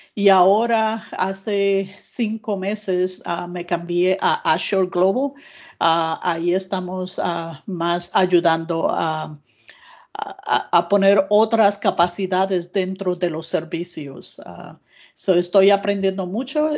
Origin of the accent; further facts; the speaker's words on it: Puerto Rico; now in United States; yo soy de Puerto Rico, ah, aunque llevo 30 ah, años ahora en Estados eh, Unidos